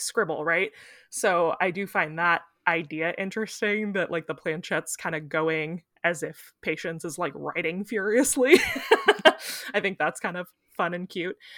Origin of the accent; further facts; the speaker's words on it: Missouri, United States; I thought it was about time I gave you some macabre Missouri.